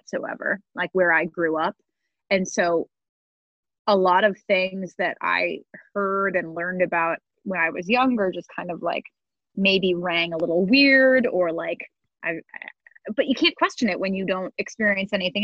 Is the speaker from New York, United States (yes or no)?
yes; upstate New York, United States; a bunch of us alumni who have moved out of my hometown